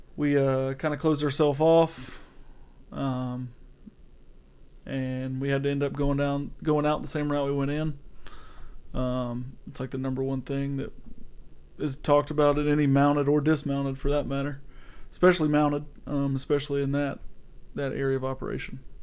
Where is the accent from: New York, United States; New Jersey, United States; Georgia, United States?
Georgia, United States; I'm from Georgia